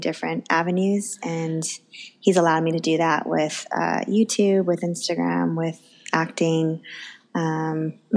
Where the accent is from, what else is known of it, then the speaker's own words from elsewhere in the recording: United States; I'm Chinese American